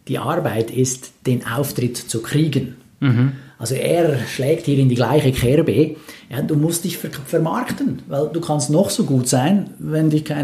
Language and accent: German; Switzerland; ja, als Schweizer muss ich ja sagen, ja